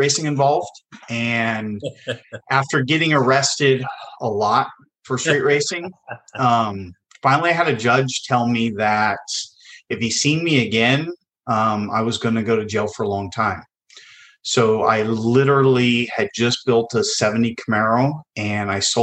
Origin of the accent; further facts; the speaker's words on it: Livermore, California, United States; also born or lived in Carson City, Nevada; I was born and raised in Livermore, California, in the Bay Area